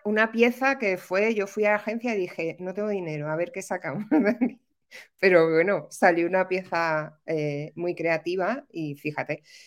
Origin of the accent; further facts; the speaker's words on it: Madrid, Community of Madrid, Spain; moved away as an adult; now in Málaga, Spain; Vivo en Málaga. Soy madrileña, ¿eh? pero vivo en Málaga desde hace muchos años, pues desde el 2008 así